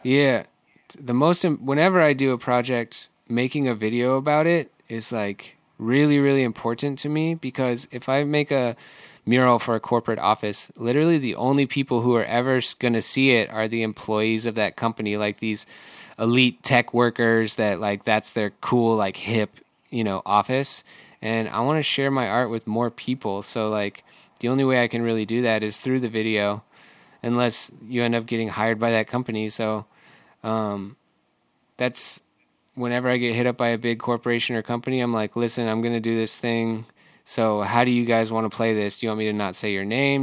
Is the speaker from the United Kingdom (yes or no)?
no; Michigan, United States; now in Seattle, United States; I grew up in Michigan